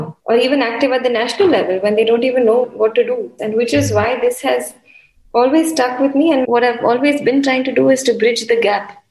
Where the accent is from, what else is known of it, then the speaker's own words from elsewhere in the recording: Mumbai, Maharashtra, India; I'm from India, from Mumbai